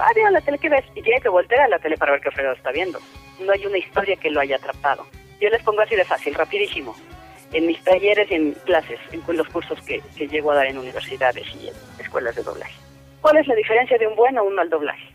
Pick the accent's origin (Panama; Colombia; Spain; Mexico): Mexico; todos somos mexicanos